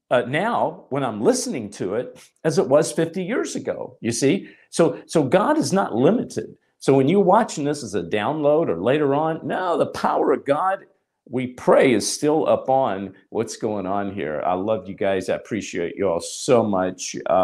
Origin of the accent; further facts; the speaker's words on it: Hollywood, California, United States; So I'm going to be talking about this morning how Hollywood, you know, I come from Hollywood.